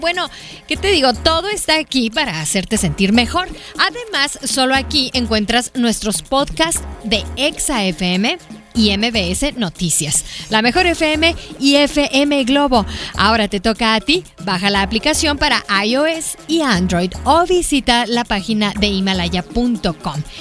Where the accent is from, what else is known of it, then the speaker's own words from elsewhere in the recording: Hermosillo, Sonora, Mexico; Somos paisanos. Somos de Hermosillo